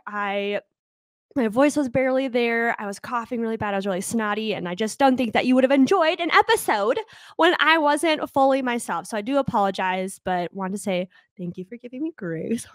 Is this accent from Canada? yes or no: no; United States; I'm an American